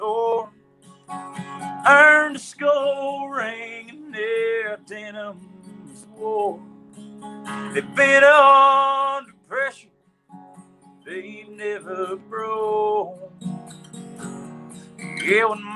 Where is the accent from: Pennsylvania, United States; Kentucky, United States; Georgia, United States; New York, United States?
Kentucky, United States; Pig; from Pig.